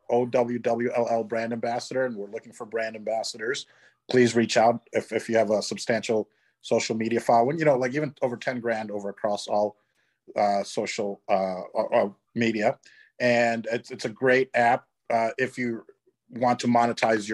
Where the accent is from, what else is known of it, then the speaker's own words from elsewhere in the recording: Chicago, Illinois, United States; Fellow Chicagoan.